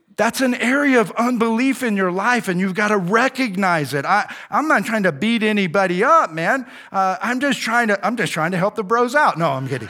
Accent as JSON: {"language": "English", "country": "United States", "said": "I'm an American"}